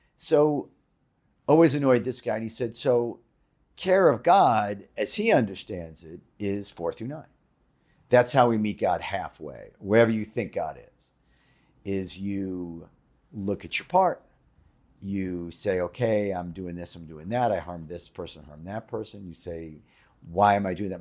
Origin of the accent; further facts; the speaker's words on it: New York City, New York, United States; I'm a Jew from Queens